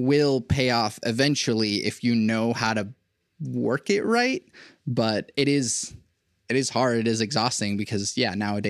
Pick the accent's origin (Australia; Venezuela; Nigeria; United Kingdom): Venezuela; I was born in Venezuela